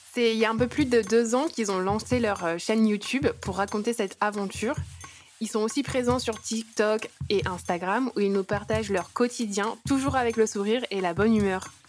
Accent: Saint-Paul, Réunion; moved away as an adult; also born or lived in Le Port, Réunion; j'ai grandi, du coup, euh, bah, à Saint-Paul. Je suis Saint-Pauloise

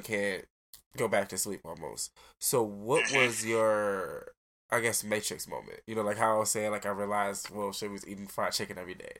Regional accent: Detroit, Michigan, United States; I grew up on Joe Road and Evergreen

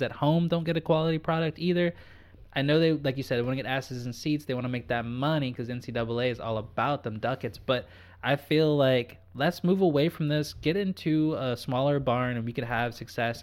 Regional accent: Virginia, United States; now in Victoria, Canada; as a kid growing up in Virginia

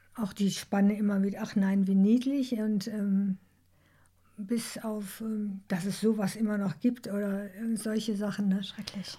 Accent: Duisburg, North Rhine-Westphalia, Germany; ich bin in Duisburg geboren

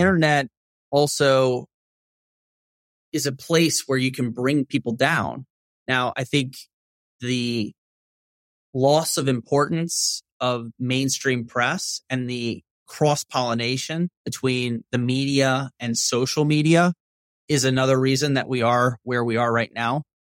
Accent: Shreveport, Louisiana, United States; growing up in Northwest Louisiana

